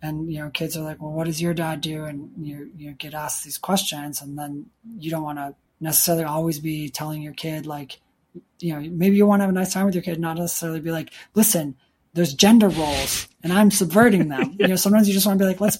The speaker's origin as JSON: {"language": "English", "town": "Chicago", "region": "Illinois", "country": "United States", "tie": "born or raised there", "also_born_or_lived": "Michigan", "said": "I grew up in Chicago, but we went up to like Michigan and I spent time in the woods growing up"}